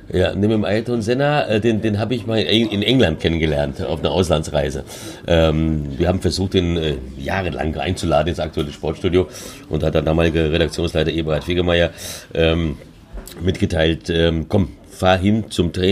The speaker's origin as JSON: {"language": "German", "region": "São Paulo", "country": "Brazil", "tie": "born or raised there", "said": "Ich sage, ja, komm, wir alte Brasilianer, komm, ja. Und, oder kam aus São Paulo, so wie ich, wo ich aufgewachsen bin. Und hat an meinem Tonfall auch gehört, das ist äh, São Paulo Deutsch, äh, São Paulo Portugiesisch."}